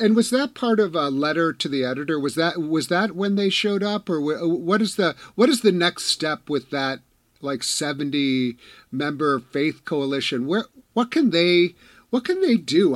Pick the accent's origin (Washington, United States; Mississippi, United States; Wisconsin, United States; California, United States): Wisconsin, United States; I'm from Wisconsin